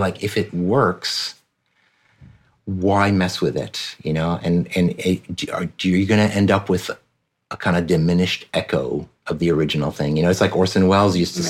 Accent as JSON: {"language": "English", "country": "France", "tie": "born or raised there", "moved": "yes", "said": "So my dad's American, my mom's French. I grew up in France pretty much my entire childhood"}